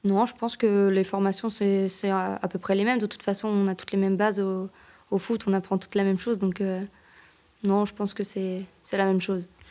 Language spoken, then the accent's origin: French; Annecy, Auvergne-Rhône-Alpes, France; moved away as an adult; now in Geneva, Switzerland; Je viens d'Annecy, mais j'ai joué à Annecy-le-Vieux